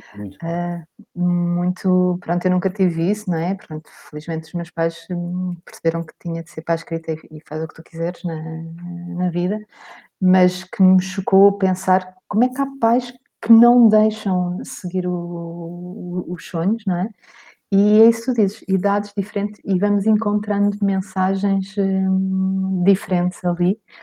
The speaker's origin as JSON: {"language": "Portuguese", "town": "Cascais", "region": "Lisbon", "country": "Portugal", "tie": "born or raised there", "said": "eu nasci em Cascais"}